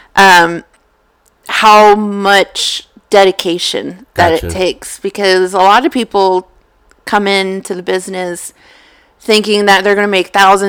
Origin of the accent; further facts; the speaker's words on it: Oklahoma, United States; moved away; we're both from Oklahoma